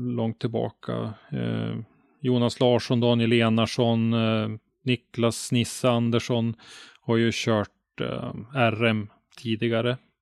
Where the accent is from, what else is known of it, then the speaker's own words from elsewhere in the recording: Ånge, Västernorrland County, Sweden; now in Sundsvall, Sweden; hemma i Ånge där jag bodde då, hade vi en motorklubb